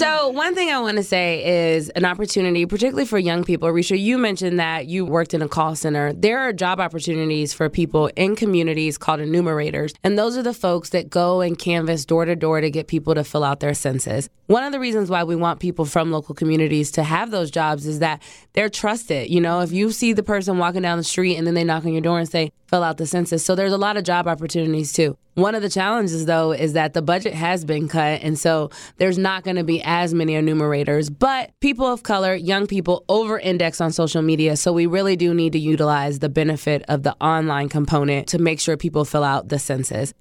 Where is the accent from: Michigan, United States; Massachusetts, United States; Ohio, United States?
Ohio, United States; moved away as an adult; also born or lived in Brooklyn, New York; now in Washington, D.C., United States; We're from Ohio.